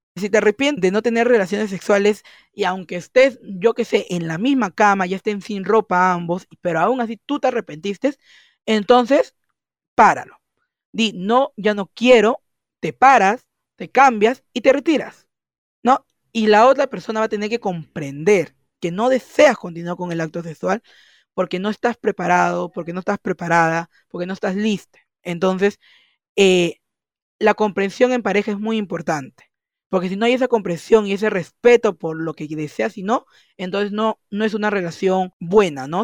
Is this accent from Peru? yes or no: yes; Peru; soy de Perú